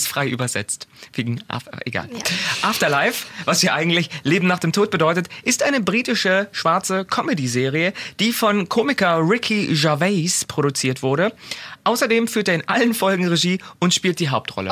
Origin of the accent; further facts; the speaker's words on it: Germany; als Deutsche